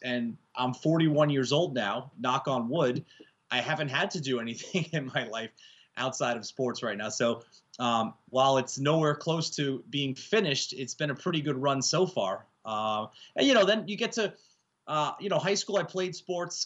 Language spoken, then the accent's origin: English; Yonkers, New York, United States; born or raised there